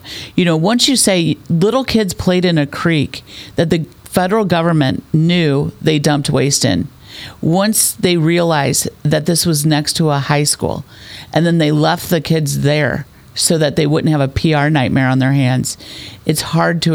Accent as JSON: {"language": "English", "area": "North County, St. Louis", "region": "Missouri", "country": "United States", "tie": "born or raised there", "said": "we grew up in North County, so did my husband"}